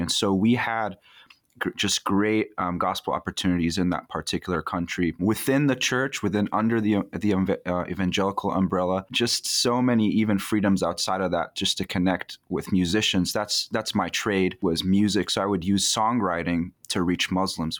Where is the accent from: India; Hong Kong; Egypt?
Egypt; moved away; I was born in Egypt, lived there in the nineties, um, so I count myself as an Egyptian citizen and a Christian